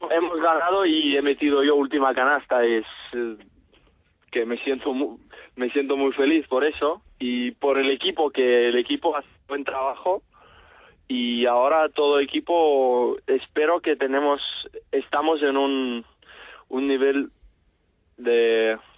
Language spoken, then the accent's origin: Spanish; Mykolaiv, Mykolaiv Oblast, Ukraine; Spanish is a second language; also born or lived in Catalonia; now in Spain; La ah, ciudad se llama Mykolaiv, es sur de Ucrania.